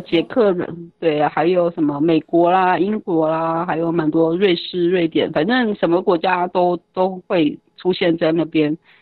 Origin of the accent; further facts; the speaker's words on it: Taiwan; moved away as an adult; also born or lived in France; 台湾人群还是常会被